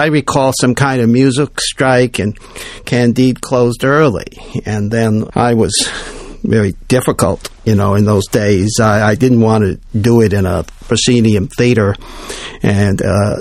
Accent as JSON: {"language": "English", "town": "Beloit", "region": "Wisconsin", "country": "United States", "tie": "born or raised there", "said": "I grew up in Beloit, Wisconsin, a little blue-collar town."}